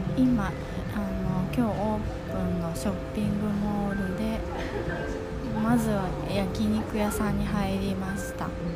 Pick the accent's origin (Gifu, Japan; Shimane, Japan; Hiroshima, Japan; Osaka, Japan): Osaka, Japan; now in Tokyo, Japan; 大阪出身で阪急沿線にしか、生きてませんでしたけど